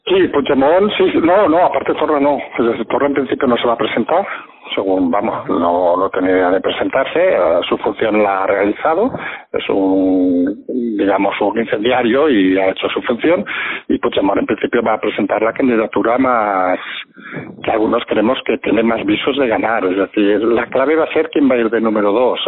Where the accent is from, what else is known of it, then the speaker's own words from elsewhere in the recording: Barcelona, Catalonia, Spain; yo, que nací en Barcelona